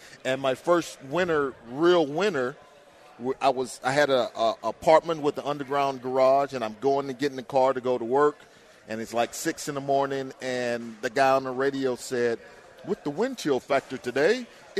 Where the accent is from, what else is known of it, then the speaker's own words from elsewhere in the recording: Houston, Texas, United States; also born or lived in Baton Rouge, Louisiana / Minnesota; born and raised in Houston.